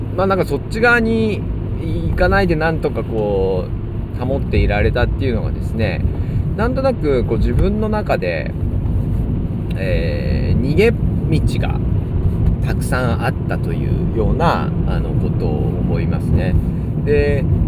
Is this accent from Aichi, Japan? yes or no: no; Ina, Nagano, Japan; 私は長野県伊那市っていうところの出身なんですけれども